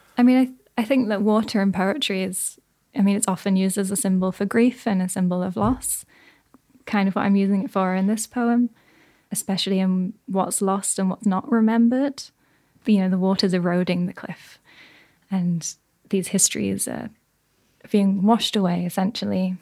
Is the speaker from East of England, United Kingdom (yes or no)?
no; Yorkshire and the Humber, United Kingdom; I'm from Yorkshire